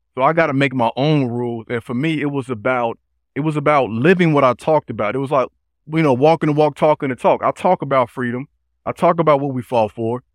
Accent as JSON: {"language": "English", "town": "Chicago", "region": "Illinois", "country": "United States", "tie": "born or raised there", "said": "born and raised in Chicago on the South Side"}